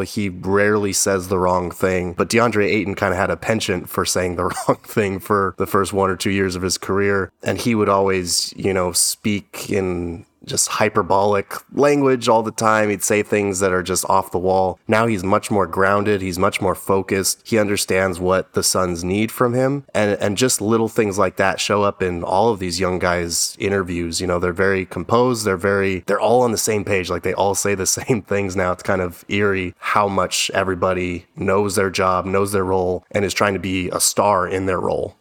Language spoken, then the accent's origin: English; Albuquerque, New Mexico, United States; moved away as an adult; now in Arizona, United States; I'm from Albuquerque, New Mexico, and came out here to A S U